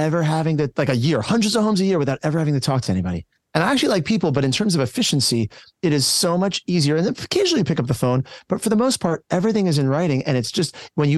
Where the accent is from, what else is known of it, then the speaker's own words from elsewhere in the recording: San Diego, California, United States; I actually am from San Diego